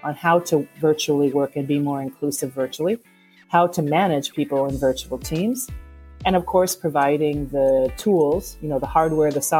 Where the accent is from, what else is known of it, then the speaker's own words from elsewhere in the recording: United States; accent: American; now in Parma, Italy; So you can tell from my accent that probably I'm American. I'm here in, as you said, in Parma, Italy